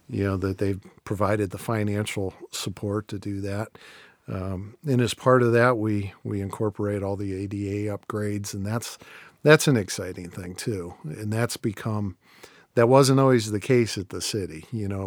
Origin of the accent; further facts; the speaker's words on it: Canton, Ohio, United States; Canton's a great place to do it 'cause it's my hometown